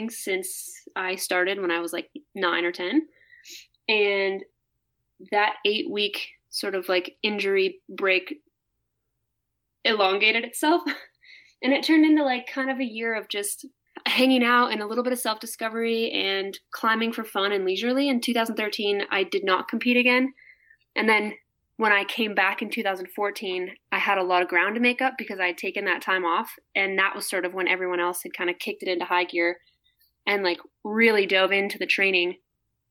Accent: Hudson, Wisconsin, United States; also born or lived in Las Vegas; now in Salt Lake City, United States; growing up in Hudson, Wisconsin

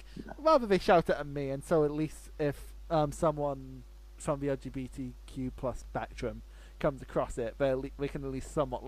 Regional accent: Scotland, United Kingdom; Like, I'm from Scotland.

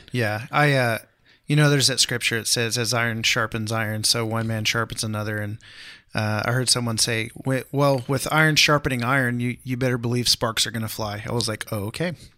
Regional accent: Houston, Texas, United States; I grew up in Houston, Texas

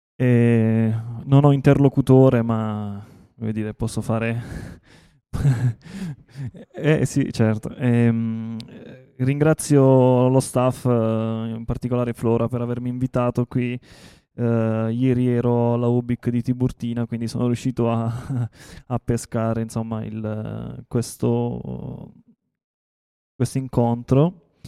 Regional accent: Taranto, Apulia, Italy; io sono di Taranto

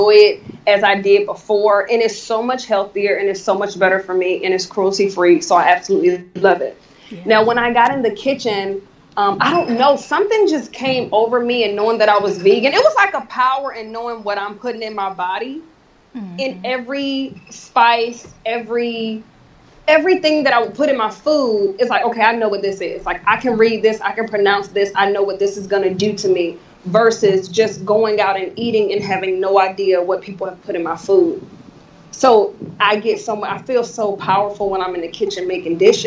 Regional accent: Newport News, Virginia, United States; growing up in Newport News

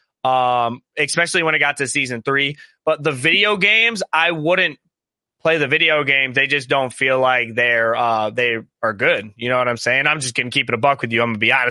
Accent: Ohio, United States; we're from Ohio

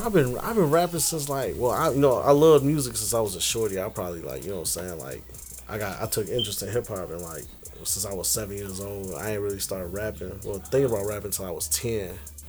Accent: Harvey, Illinois, United States; born and raised in Harvey

